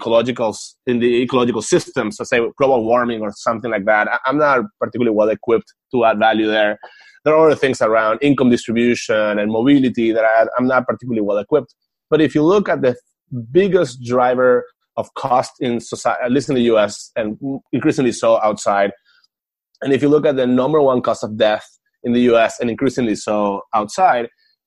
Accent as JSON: {"language": "English", "country": "Venezuela", "moved": "yes", "said": "I'm from Venezuela"}